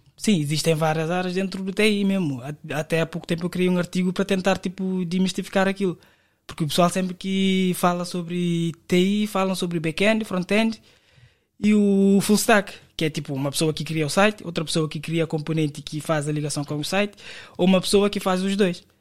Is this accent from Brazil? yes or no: no; Cape Verde; moved away as an adult; now in Portugal; vim de Cabo Verde em 2019 para trabalhar na Vodafone